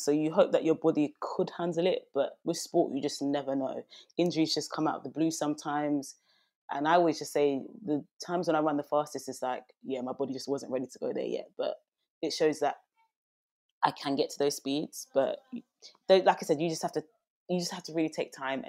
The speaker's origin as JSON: {"language": "English", "region": "London", "country": "United Kingdom", "said": "I'm from East London"}